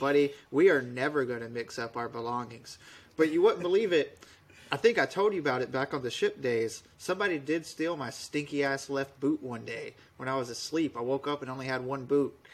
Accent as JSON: {"language": "English", "town": "Webb", "region": "Alabama", "country": "United States", "tie": "born or raised there", "moved": "as an adult", "lives_now": "Poland", "said": "I'm from the very bottom of Alabama, uh, a little town called Webb. I usually have to tell people that I'm from Dothan because nobody knows where Webb is"}